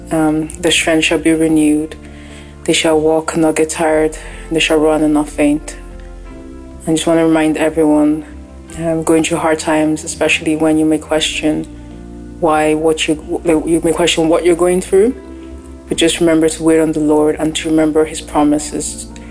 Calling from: Ireland; I'm calling in from Ireland.

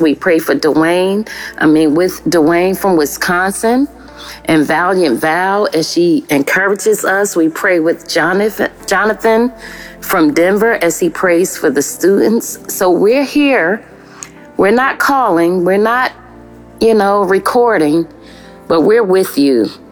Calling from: Melbourne, Victoria, Australia; I'm calling from Melbourne, Australia

